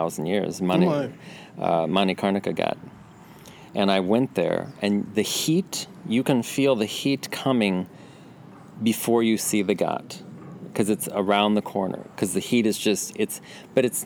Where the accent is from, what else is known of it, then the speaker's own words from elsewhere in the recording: Illinois, United States; moved away as an adult; also born or lived in St. Louis, Missouri; I grew up in Illinois, but the Illinois part is right across the river from St. Louis